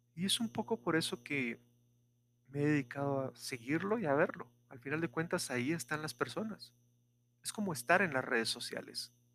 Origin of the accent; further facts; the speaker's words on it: Guatemala; Esta es la ubicación de Guatemala. Somos el primer país después de la frontera